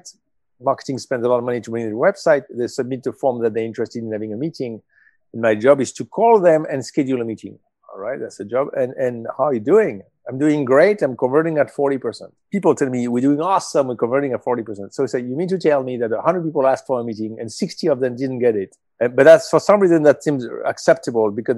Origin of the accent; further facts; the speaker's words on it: Marseille, Provence-Alpes-Côte d'Azur, France; moved away as an adult; also born or lived in Paris / London / Hong Kong; I grew up in Marseille in South of France